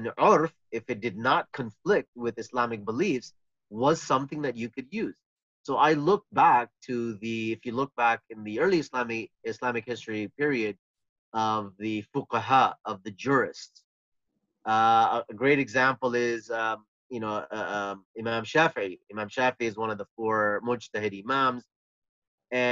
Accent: Canada; I was living in Canada

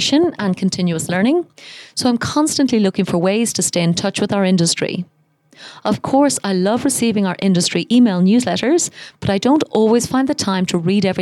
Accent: Ireland; now in Dubai, United Arab Emirates; I'm Irish, and I live most of the year in Dubai.

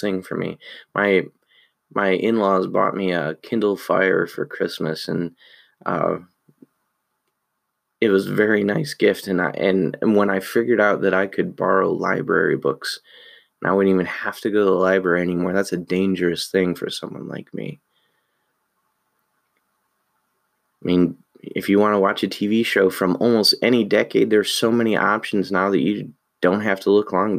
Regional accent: United States; we're American.

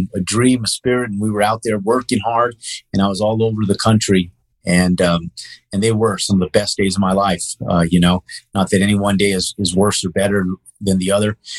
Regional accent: Albuquerque, New Mexico, United States; moved away as an adult; I was born and raised here in Albuquerque

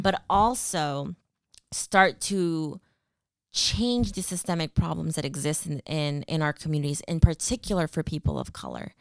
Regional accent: Stockton, California, United States; moved away as an adult; also born or lived in Peru (ancestry); now in Bay Area, United States; I was born in the Bay Area, but raised in the Central Valley in Stockton, California

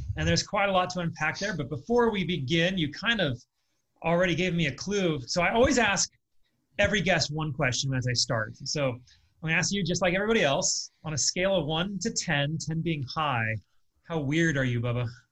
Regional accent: California, United States; also born or lived in Ohio; now in Las Vegas, United States; I'm originally from California

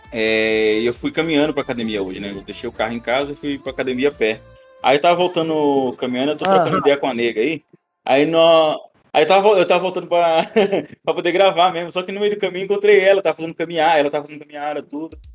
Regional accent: São Paulo, Brazil; Eu passei, eu passei tanto tempo da minha vida aqui no interior de São Paulo que até o sotaque, você tá vendo que eu tenho um pouco de sotaque daqui, né? Eu cresci meio que aqui, cara

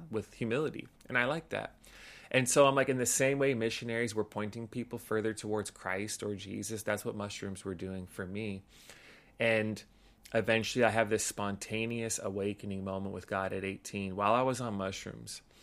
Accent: Los Angeles, California, United States; so grew up in L A, in the San Gabriel Valley

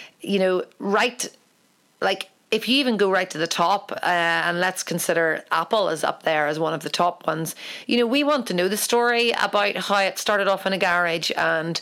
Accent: Ireland; I'm an Irish painter.

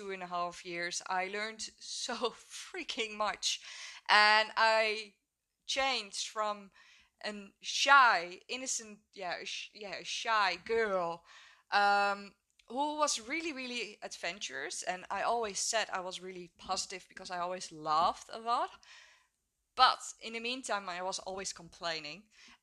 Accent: Netherlands; also born or lived in Hook of Holland, Netherlands; I'm 26 years old and I'm from the Netherlands. I live in a small village, Hoek of Holland, and it's at the beach.

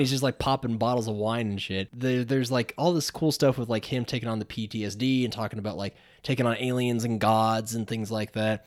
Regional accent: Johnson City, Tennessee, United States; also born or lived in Unicoi, Tennessee; I was from Johnson City

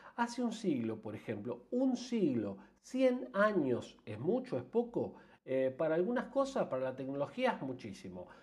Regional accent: Argentina; yo soy argentino

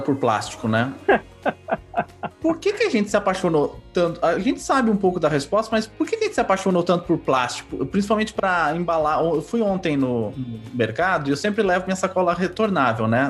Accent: Ourinhos, São Paulo, Brazil; now in Campinas, Brazil; eu sou de Ourinhos

